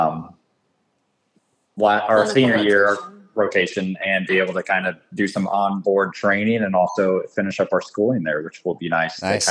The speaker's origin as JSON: {"language": "English", "region": "Illinois", "country": "United States", "tie": "born or raised there", "said": "where I grew up in Illinois"}